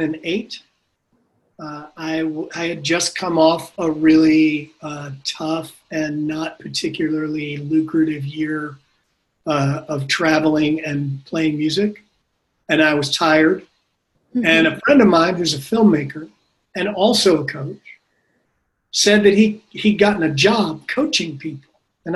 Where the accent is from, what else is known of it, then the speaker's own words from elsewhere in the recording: New Jersey, United States; now in Austin, United States; Well, I'm from New Jersey, and I kind of grew up all over and worked in New York for quite a while.